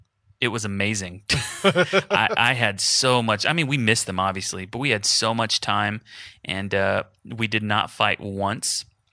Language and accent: English; Houston, Texas, United States; So my family's in Houston. I'm from Houston, just like Jason.